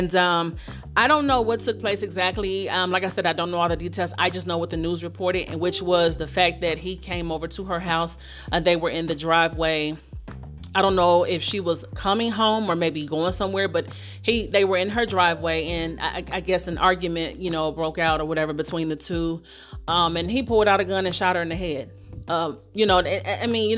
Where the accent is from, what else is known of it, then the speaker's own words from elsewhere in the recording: Dayton, Ohio, United States; coming out of my hometown, Dayton, Ohio